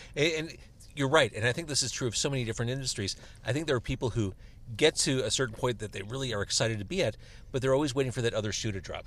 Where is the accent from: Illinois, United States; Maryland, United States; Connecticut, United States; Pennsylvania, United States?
Illinois, United States; Chicago; from Chicago